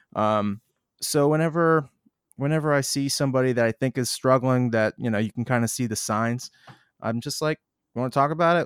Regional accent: Boston, Massachusetts, United States; we'll be in Boston, my hometown

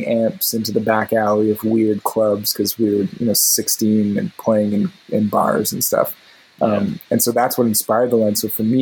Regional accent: Canada; I'm bad Canadian

